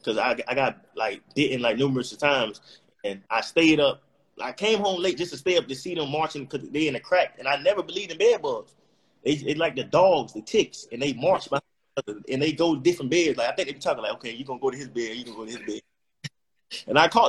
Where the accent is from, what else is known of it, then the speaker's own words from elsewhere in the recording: Miami, Florida, United States; moved away as an adult; also born or lived in Tallahassee, Florida; I'm from Miami